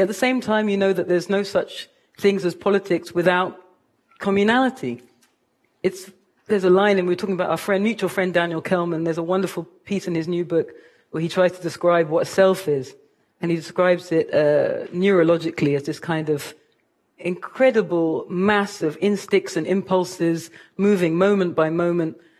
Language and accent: English; London, United Kingdom; moved away as an adult; now in United States; I am a mixed race woman from Kilburn